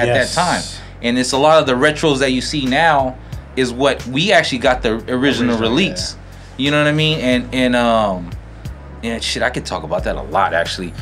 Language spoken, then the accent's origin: English; South San Francisco, California, United States; also born or lived in Daly City; I grew up in South City, Daly City, Westboro area